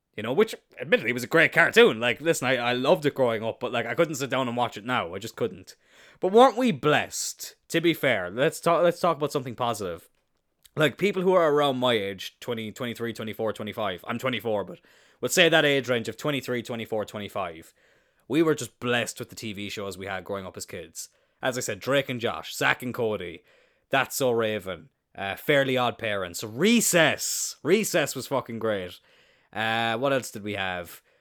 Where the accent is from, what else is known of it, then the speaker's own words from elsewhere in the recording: East Cork, Munster, Ireland; I'm not from the city. I'm from East Cork